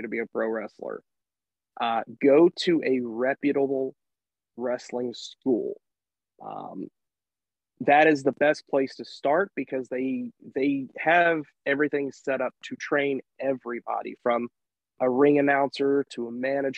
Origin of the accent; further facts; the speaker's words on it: Nashville, Tennessee, United States; when GCW was in Nashville last year, I refereed my first legitimate world title match in front of my hometown